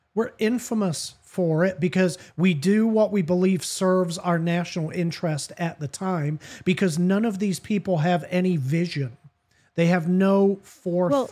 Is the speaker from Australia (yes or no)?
no; United Kingdom; me as a British guy.